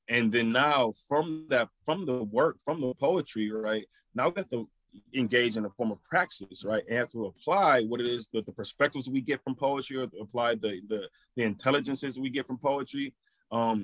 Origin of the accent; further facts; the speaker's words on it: Flint, Michigan, United States; my experiences growing up in Flint